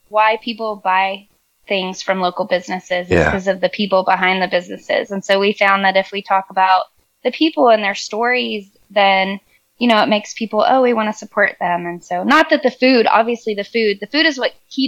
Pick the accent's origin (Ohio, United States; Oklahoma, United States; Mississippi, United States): Mississippi, United States; Mississippi Gulf Coast, United States; moved away as an adult; now in Clarksville, United States; I come from Mississippi, the Gulf Coast, and there's so much culture there